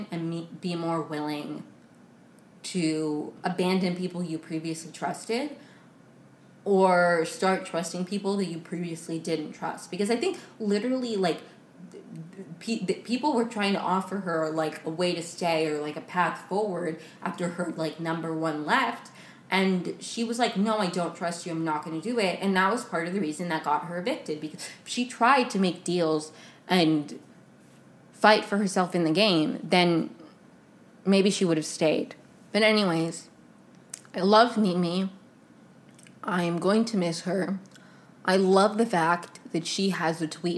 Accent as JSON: {"language": "English", "area": "right outside D.C.", "region": "Maryland", "country": "United States", "tie": "born or raised there", "moved": "yes", "said": "I grew up in Maryland right outside of it, right outside of D.C."}